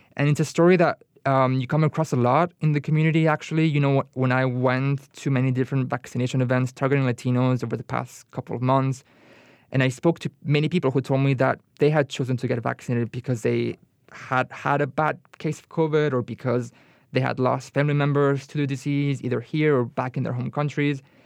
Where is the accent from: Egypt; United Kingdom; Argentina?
Argentina; now in United States; I'm from Argentina